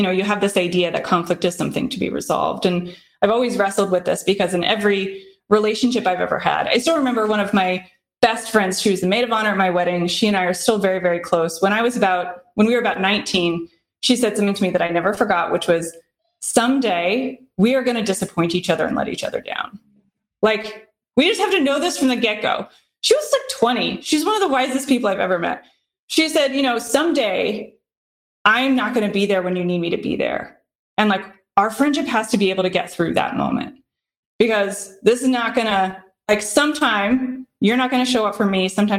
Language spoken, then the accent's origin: English; Midwest, South, United States; now in Boston, United States; I grew up in the South, grew up in the Midwest, grew up in more rural, more Republican areas. And now I live in Boston